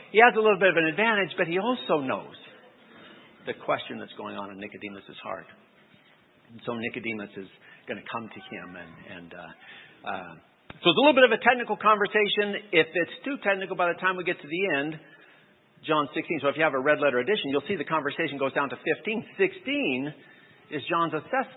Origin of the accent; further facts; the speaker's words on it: California, United States; I grew up in California